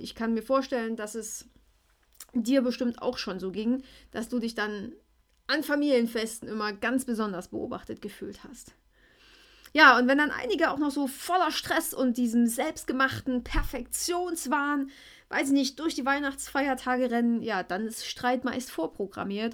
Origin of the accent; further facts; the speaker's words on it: Schleiz, Thuringia, Germany; ich bin aus Schleiz.